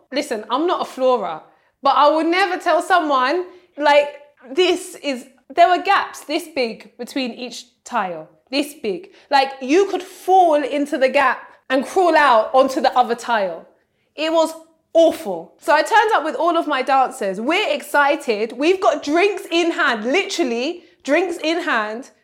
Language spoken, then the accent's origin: English; Nigeria; I'm Nigerian